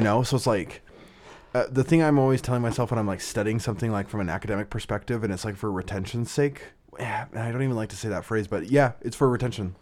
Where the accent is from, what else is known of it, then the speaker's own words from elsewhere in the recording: Southern Idaho, United States; moved away as an adult; also born or lived in Las Vegas; I was in, uh, my hometown in, in Southern Idaho, a small farm town.